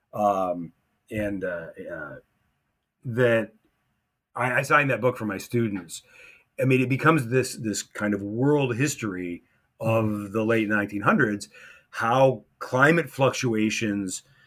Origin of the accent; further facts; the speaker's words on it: United States; moved away as an adult; also born or lived in Morocco; being an American at an American school